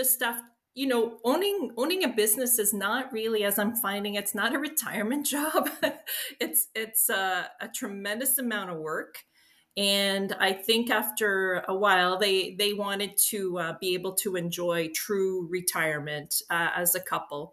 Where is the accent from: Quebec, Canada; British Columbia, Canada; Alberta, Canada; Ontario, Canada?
Quebec, Canada; Aylmer; I grew up in Aylmer on the Quebec side.